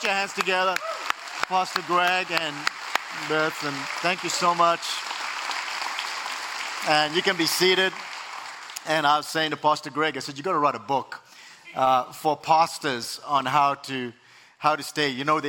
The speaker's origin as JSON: {"language": "English", "country": "South Africa", "tie": "born or raised there", "moved": "yes", "lives_now": "United States", "said": "I have an accent, and originally I was born and raised in South Africa, immigrated to the U.S. 20 years ago"}